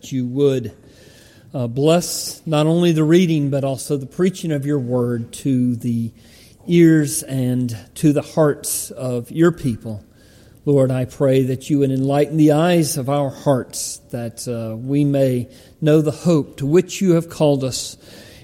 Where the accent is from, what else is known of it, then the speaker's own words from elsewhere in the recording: Palmetto, Georgia, United States; the church where I grew up in Palmetto, Georgia